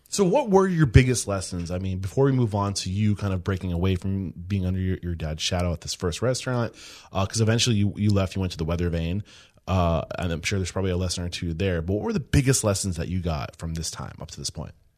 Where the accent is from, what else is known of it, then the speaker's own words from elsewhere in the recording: Exeter, New Hampshire, United States; I'm from New, the Exeter side